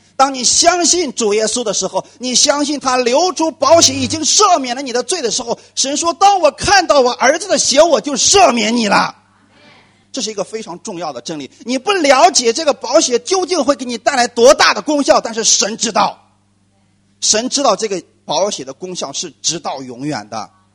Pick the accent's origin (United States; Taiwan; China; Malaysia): China; 我们中国人一直在过春节